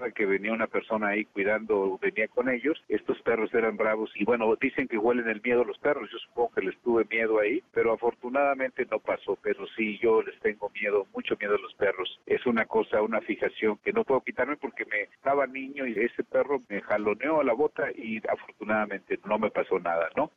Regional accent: Zacatecas, Mexico; also born or lived in Fresnillo; soy de Zacatecas y crecí rodeado de animales

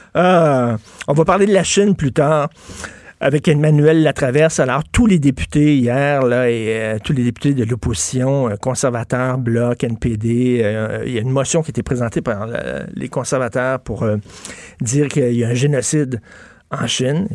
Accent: Quebec, Canada

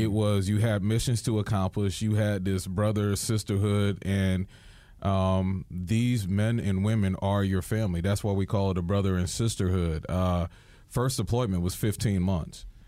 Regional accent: New York, United States; as a New Yorker

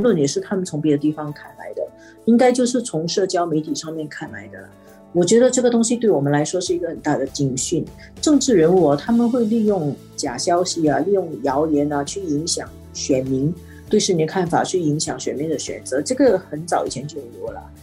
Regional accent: Singapore; 我作为一个新加坡人啊

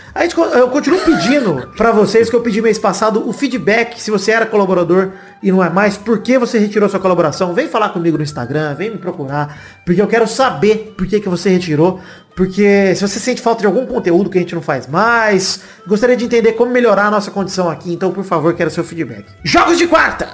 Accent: Brazil; eu como brasileiro

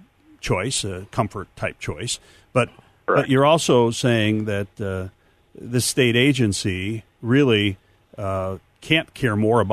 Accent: Newark, Illinois, United States; also born or lived in Ottawa, Illinois; Actually, I grew up in Newark, Illinois

